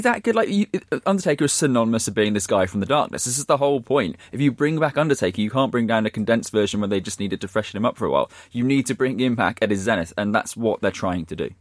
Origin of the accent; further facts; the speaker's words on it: Shrewsbury, West Midlands, United Kingdom; my hometown team, Shrewsbury